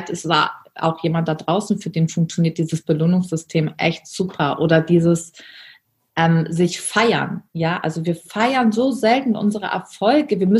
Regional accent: Germany; Ich bin in der Armutsgrenze von Deutschland geboren und aufgewachsen.

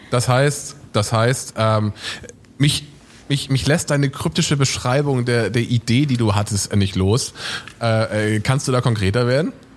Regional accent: Northern Germany, Germany; ich komme aus dem Norden

